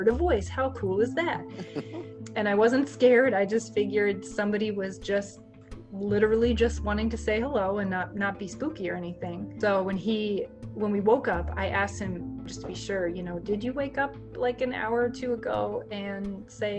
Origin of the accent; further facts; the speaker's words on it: Maryland, United States; moved away; the small historic towns that I grew up around in Maryland